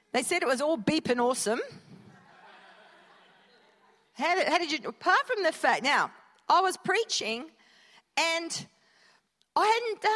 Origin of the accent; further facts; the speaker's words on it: Perth, Western Australia, Australia; moved away; born and bred in Perth